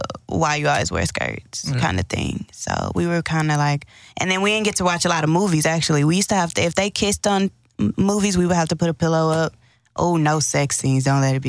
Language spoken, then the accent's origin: English; Houston, Texas, United States; Yeah, I'm from Houston.